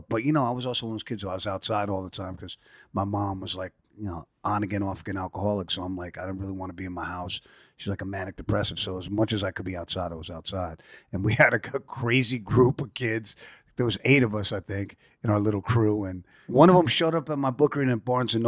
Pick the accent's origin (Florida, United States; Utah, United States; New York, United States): New York, United States; New York City; born or raised there; also born or lived in San Francisco, California